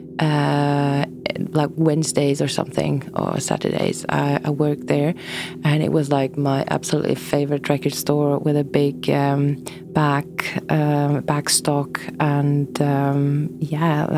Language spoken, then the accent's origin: English; Boll, Bern, Switzerland; moved away; also born or lived in Thun / Zurich; I was born in Thun, but I grew up in the canton of Bern, in a village there called Boll.